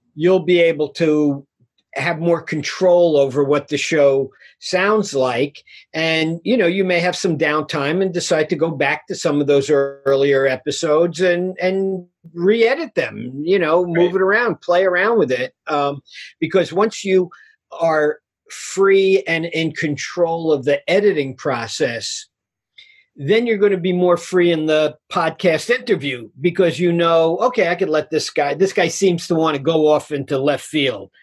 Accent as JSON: {"language": "English", "town": "New York City", "region": "New York", "country": "United States", "tie": "born or raised there", "said": "I'm a guy from Queens, New York"}